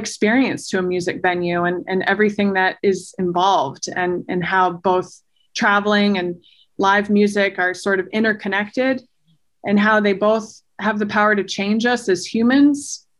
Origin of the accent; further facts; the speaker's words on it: Maine, United States; the first season of ConcertCast was an entire road trip around my home state of Maine